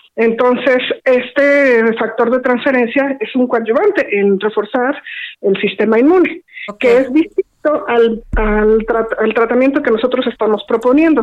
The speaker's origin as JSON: {"language": "Spanish", "country": "Mexico", "said": "nosotros como mexicanos"}